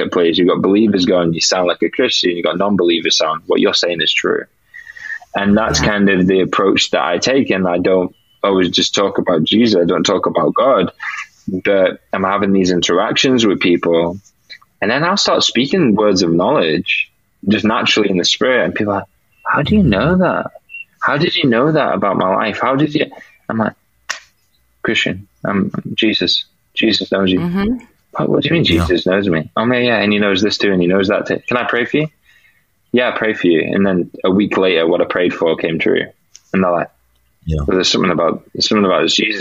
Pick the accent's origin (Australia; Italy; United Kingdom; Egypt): United Kingdom